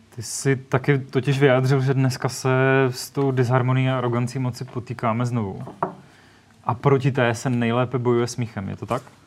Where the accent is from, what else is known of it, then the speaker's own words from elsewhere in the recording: Czechia; My jako Češi